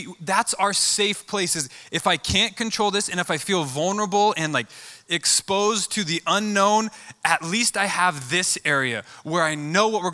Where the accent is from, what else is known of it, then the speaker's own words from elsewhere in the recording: Boise, Idaho, United States; I'm born and raised in Boise